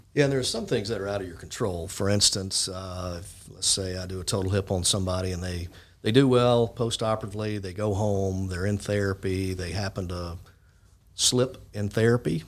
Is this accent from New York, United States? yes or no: no; Jackson, Mississippi, United States; I'm uh, originally from Jackson, Mississippi.